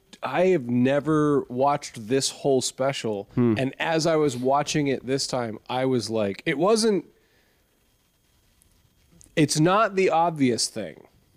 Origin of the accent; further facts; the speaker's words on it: Texas, United States; I was born in Texas